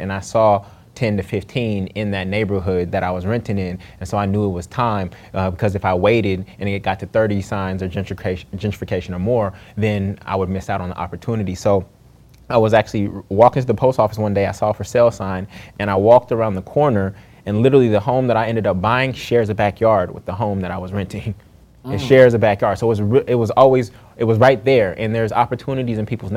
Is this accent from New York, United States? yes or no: no; Oakland, California, United States; that home that I grew up in Oakland, California